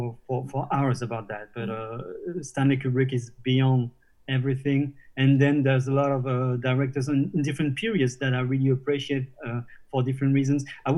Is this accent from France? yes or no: yes; Normandy, France; born or raised there